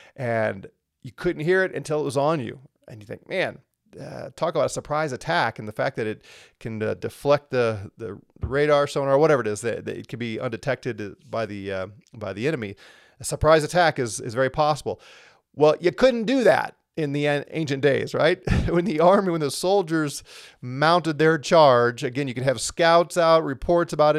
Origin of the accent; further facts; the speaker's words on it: St. Louis, Missouri, United States; I grew up in Saint Louis